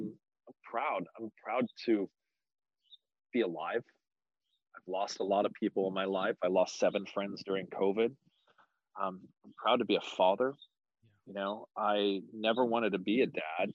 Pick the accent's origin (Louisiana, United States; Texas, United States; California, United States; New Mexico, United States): California, United States; Oakhurst and Los Banos, Central Valley; moved away as an adult; also born or lived in Modesto, California; now in San Francisco Bay Area, United States; Born and raised. I was born in Modesto, raised in a little town called Oakhurst and Los Banos out in the Central Valley